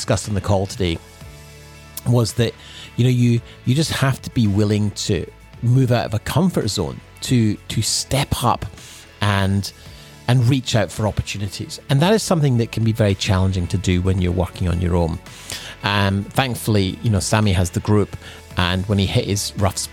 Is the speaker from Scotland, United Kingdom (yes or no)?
yes; Scotland, United Kingdom; now in Sunshine Coast, Australia; growing up in Scotland